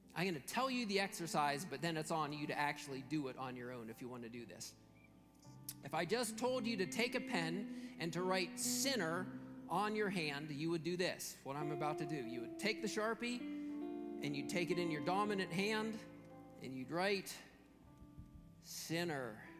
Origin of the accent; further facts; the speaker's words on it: Western Pennsylvania, United States; growing up in Western Pennsylvania